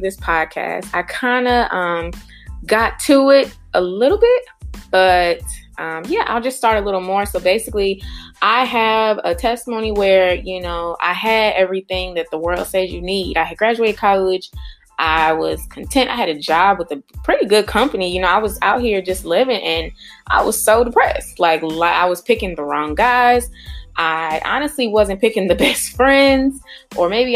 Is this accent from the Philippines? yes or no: no; St. Louis, Missouri, United States; now in Cleveland, United States; born and raised in St. Louis